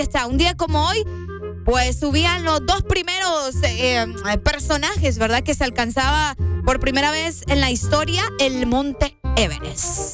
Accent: Honduras; uno como hondureño

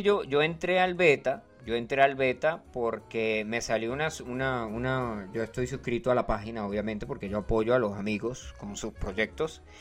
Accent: Colombia; yo soy colombiano

